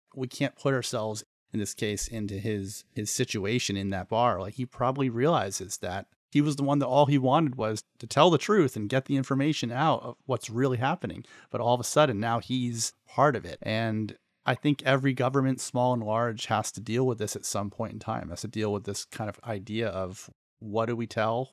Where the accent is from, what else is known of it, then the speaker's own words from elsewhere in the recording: United States; we as American citizens